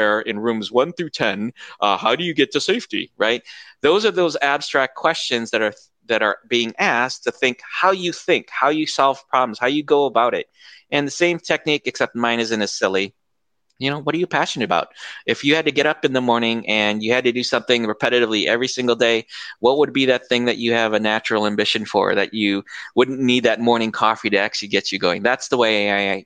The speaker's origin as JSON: {"language": "English", "country": "United States", "tie": "born or raised there", "moved": "as an adult", "lives_now": "Philippines", "said": "I was born and raised outside of the States, or outside of the Philippines in the States, and I've moved to the Philippines now"}